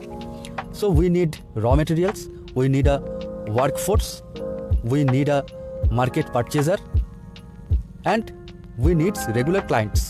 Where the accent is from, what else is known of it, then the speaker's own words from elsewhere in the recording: India; from India.